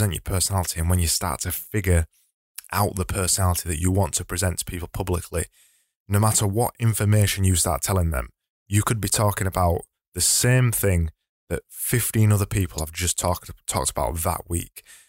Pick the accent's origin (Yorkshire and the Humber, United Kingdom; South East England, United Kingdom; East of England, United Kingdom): Yorkshire and the Humber, United Kingdom; accent: broad Yorkshire; just so you find it easier to understand my broad Yorkshire accent.